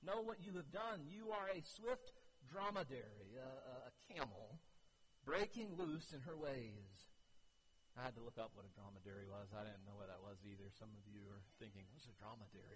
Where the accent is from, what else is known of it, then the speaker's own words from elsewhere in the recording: United States; I grew up on Crystal Lake